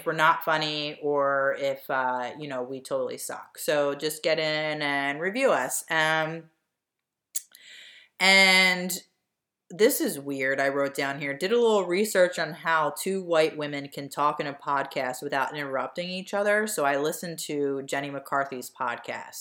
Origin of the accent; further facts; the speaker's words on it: Delco, Pennsylvania, United States; I'm from Delco